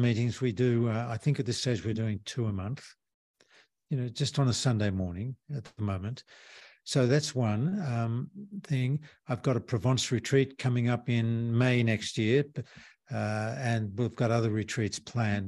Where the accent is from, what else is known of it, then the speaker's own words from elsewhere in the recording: Australia; moved away; I'm from Australia